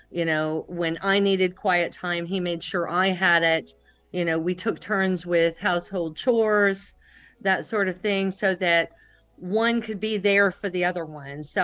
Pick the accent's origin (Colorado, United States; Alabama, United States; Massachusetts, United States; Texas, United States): Alabama, United States; Alabama, United States. And we were raised, I think, um, I, I really feel lucky.